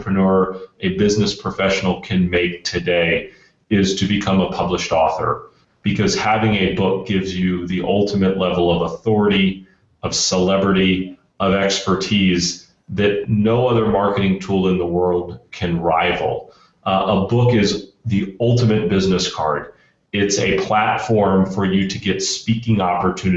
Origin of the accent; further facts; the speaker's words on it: Central Florida, United States; I grew up in Central Florida